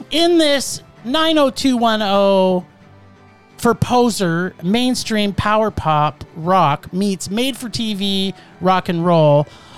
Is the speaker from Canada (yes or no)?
yes; Calgary, Alberta, Canada; Yeah, in the city of Calgary.